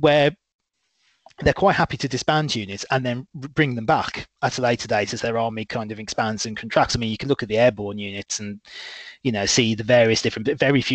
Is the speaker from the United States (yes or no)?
no; Midlands, United Kingdom; I'm very proudly from the Midlands. I'm not from the North or the South. I'm a Midland born lad.